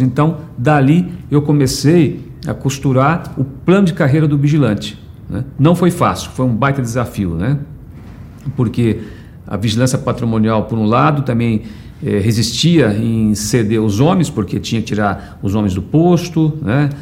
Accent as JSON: {"language": "Portuguese", "region": "São Paulo", "country": "Brazil", "tie": "born or raised there", "said": "nasci em São Paulo em 19 de julho de 1963"}